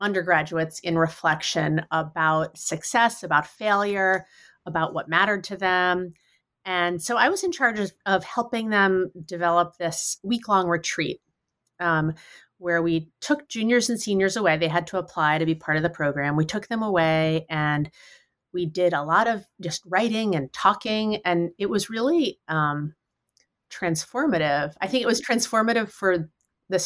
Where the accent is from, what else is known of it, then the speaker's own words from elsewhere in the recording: New York City, New York, United States; moved away as an adult; now in Western Massachusetts, United States; I grew up in New York City